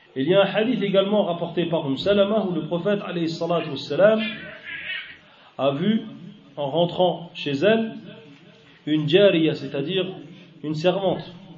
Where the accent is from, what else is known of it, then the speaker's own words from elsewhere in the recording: Algeria; moi j'habite dans une région, en Algérie, où il y en a beaucoup, c'est une région désertique